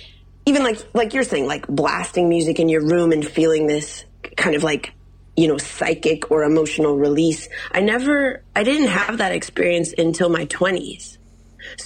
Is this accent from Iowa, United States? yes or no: no; Illinois, United States